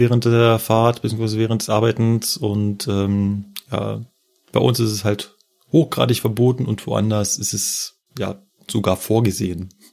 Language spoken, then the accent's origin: German; Berlin, Germany; moved away; in meiner Heimat